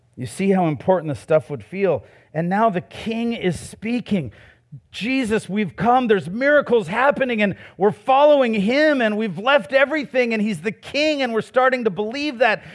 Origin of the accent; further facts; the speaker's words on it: United States; I was born in America, too